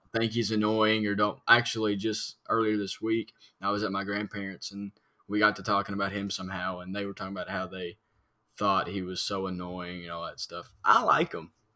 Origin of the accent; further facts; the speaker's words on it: Harrodsburg, Kentucky, United States; my hometown, Harrodsburg